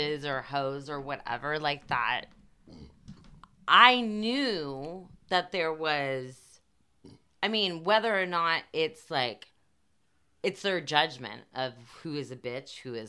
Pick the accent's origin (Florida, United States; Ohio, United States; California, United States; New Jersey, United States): California, United States; Bay Area; we grew up in the Bay Area